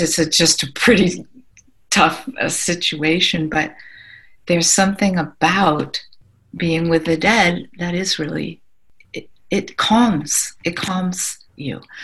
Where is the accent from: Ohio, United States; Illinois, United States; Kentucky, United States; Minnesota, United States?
Ohio, United States; I'm from Ohio and we're pretty practical